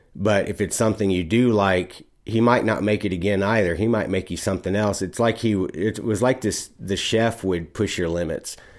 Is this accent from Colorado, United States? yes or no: no; Texas, United States; moved away; I was from Texas